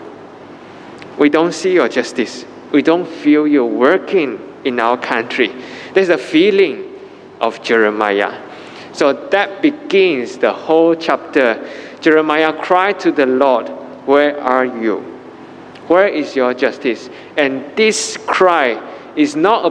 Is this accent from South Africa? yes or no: no; Malaysia; as a Malaysian